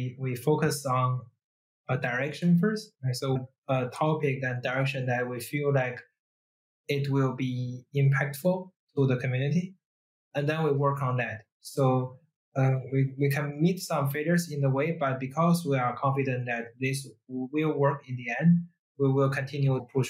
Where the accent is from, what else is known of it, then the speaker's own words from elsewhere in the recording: China; English is a second language; moved away; Dongxu and I, we are from China